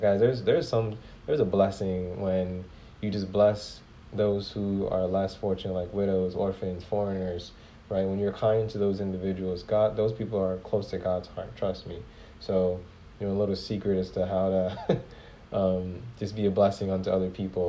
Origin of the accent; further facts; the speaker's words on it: Ghana; I come from Ghana. When I say I come from Ghana, like, I was born in Ghana